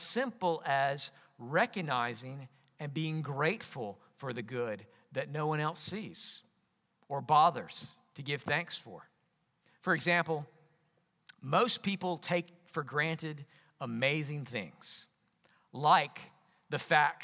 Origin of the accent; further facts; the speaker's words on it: Jackson, Alabama, United States; moved away; also born or lived in England; Growing up in Clark County, in Jackson, Alabama